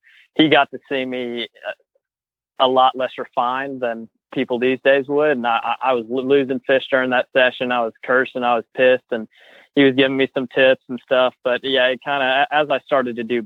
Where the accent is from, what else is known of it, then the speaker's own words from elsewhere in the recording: Georgia, United States; also born or lived in New York; when I moved from New York to Georgia